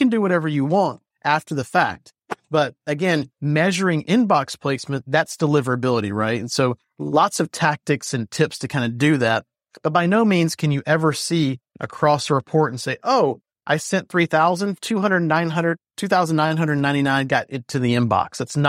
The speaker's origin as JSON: {"language": "English", "region": "the South", "country": "United States", "accent": "Southern", "said": "That or my Southern accent, right?"}